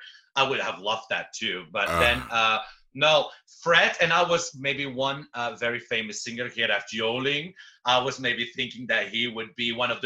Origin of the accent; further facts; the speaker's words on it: Belgium; also born or lived in Amsterdam; I didn't know because I'm from Belgium, so I only know the famous people from Belgium, you know, and I lived for almost a year in Amsterdam.